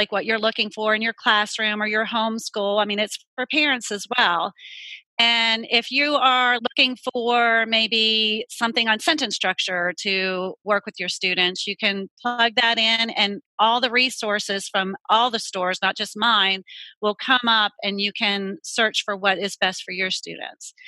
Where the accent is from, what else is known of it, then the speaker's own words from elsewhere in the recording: Pittsburgh, Pennsylvania, United States; now in Charlotte, United States; I'm not originally from here. I'm originally from Pittsburgh, Pennsylvania. But I've been down here for 20 years.